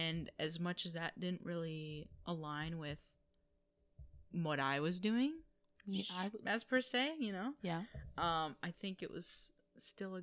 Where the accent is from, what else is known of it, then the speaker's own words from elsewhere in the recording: Wisconsin, United States; We are from Wisconsin